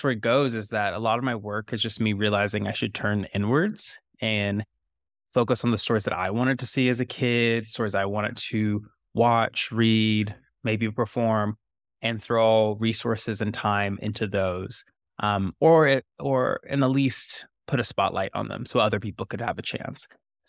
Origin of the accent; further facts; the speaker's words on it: the South, United States; accent: Southern; I couldn't shake the Southerness. I did get rid of the accent somehow, but the sensibilities of being a Southerner always were with me.